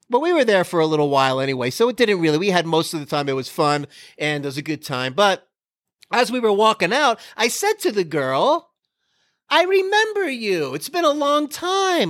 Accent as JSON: {"language": "English", "region": "Florida", "country": "United States", "tie": "born or raised there", "said": "I grew up in Florida"}